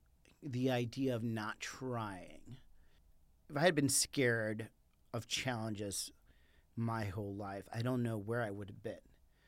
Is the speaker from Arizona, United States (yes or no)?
yes; Arizona, United States; Remember, I'm from Arizona, right?